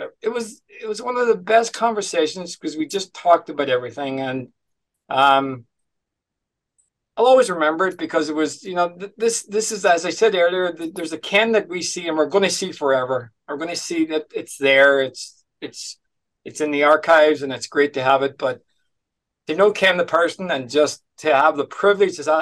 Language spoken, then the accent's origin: English; Letterkenny, Ulster, Ireland; I'm from Letterkenny.